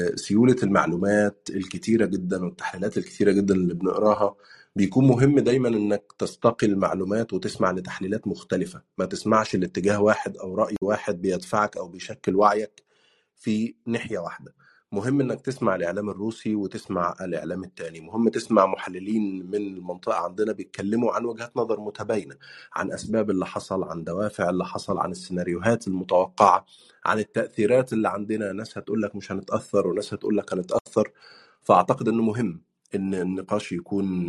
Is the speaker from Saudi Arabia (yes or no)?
no; Egypt; moved away as an adult; also born or lived in Turkey; now in United Kingdom; بتكلم كانسان مصري عاش تجربه اللجوء